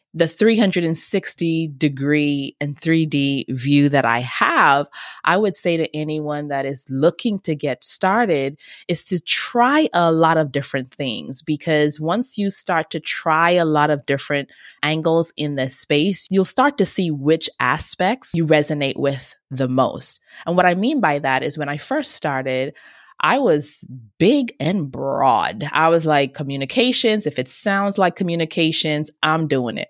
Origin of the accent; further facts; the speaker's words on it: Bahamas; moved away; also born or lived in Nigeria; I grew up in the beautiful islands of the Bahamas, and I'm also from Nigeria on my dad's side